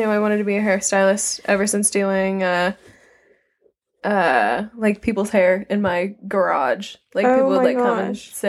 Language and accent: English; Pittsburgh, Pennsylvania, United States; I'm from Pittsburgh, Pennsylvania.